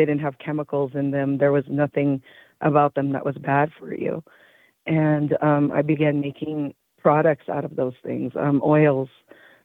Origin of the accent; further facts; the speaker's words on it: Taos Pueblo, New Mexico, United States; I am from Taos Pueblo, New Mexico.